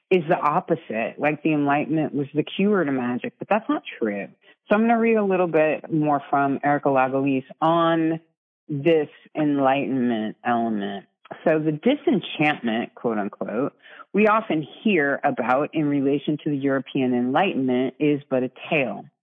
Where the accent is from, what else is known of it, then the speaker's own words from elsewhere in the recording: Ireland; I'm Irish.